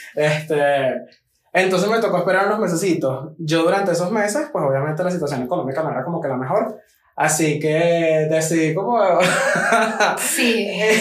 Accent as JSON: {"language": "Spanish", "town": "Maracay", "region": "Aragua", "country": "Venezuela", "tie": "born or raised there", "also_born_or_lived": "Villa de Cura", "moved": "as an adult", "lives_now": "Medellín, Colombia", "said": "Yo nací en Villa de Cura, pero a los dos añitos nos mudamos para Maracay y básicamente crecí allá"}